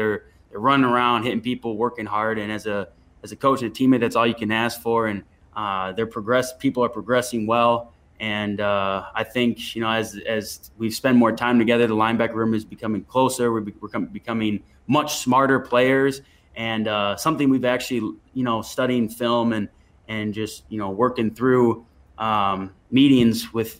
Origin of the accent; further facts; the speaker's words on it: Minnesota, United States; I did, of course. I'm pretty sure almost any kid growing up in Minnesota had played hockey at some point.